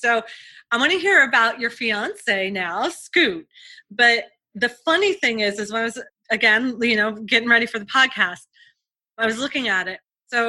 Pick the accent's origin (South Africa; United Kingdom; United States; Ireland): United States; Bowling Green, Ohio; And I'm from Ohio. I'm from Bowling Green, Ohio, which I know Scoot is too.